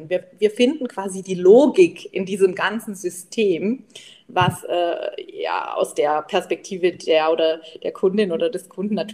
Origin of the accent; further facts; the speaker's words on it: Baden-Württemberg, Germany; ich komme ja aus dem Schwab, Schwäbisch-Badischen, also alle Bächle heißt es bei uns